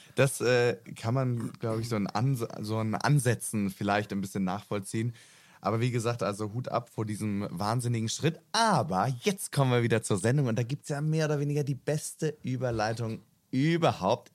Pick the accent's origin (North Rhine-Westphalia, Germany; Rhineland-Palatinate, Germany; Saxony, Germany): Rhineland-Palatinate, Germany; moved away; Ich komme ja ursprünglich aus der Pfalz